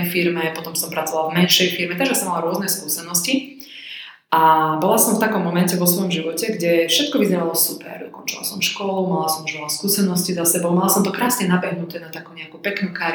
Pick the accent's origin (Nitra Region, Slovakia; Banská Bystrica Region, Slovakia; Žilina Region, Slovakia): Banská Bystrica Region, Slovakia; Banská Štiavnica; Ja som z Banskej Štiavnice, kto pozná Slovensko a Stredné Slovensko, tak väčšina ľudí pozná Banskú Štiavnicu, takže ja mám iba krásne spomienky na detstvo, lebo poprvé vyrastať v tomto meste je super